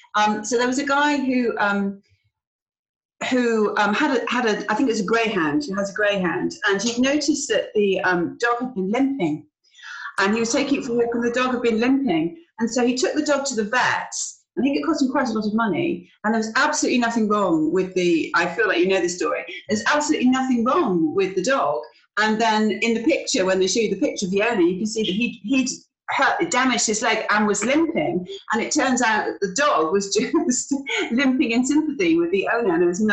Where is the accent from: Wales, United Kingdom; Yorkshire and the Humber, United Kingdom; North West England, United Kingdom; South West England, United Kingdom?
South West England, United Kingdom; Bristol; moved away as an adult; I was born in Bristol I grew up in a place called Fishponds, which didn't have any ponds at all, as far as I know.